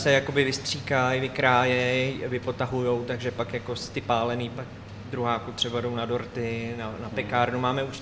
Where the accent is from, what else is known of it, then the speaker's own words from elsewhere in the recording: Červený Kostelec, Hradec Králové Region, Czechia; z Červeného kostelce, počkat pocházím taky